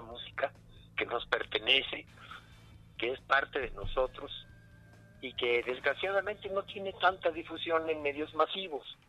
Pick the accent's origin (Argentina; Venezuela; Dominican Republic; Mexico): Mexico; todos somos mexicanos